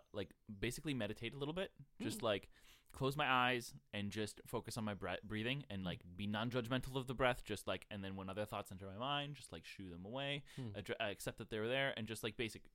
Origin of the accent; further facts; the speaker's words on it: Buffalo, New York, United States; The other one is my hometown. I really like Buffalo, New York.